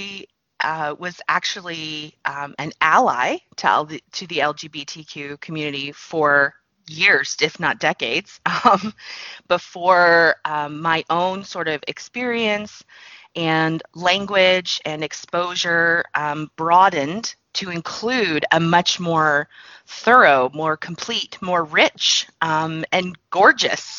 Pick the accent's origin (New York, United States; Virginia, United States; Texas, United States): Texas, United States; I grew up in Texas in the U.S.